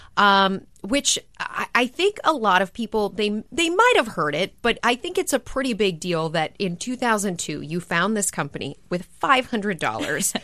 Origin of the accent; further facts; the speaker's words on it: Minneapolis, Minnesota, United States; when I was growing up in Minneapolis